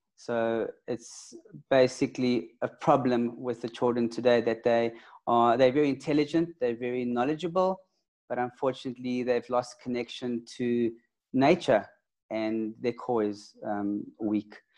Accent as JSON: {"language": "English", "town": "Johannesburg", "region": "Gauteng", "country": "South Africa", "said": "I'm from Joburg"}